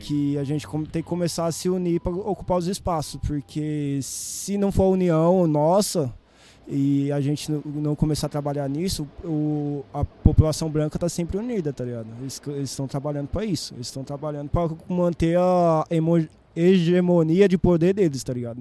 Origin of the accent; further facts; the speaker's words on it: Guarulhos, São Paulo, Brazil; Nasci em Guarulhos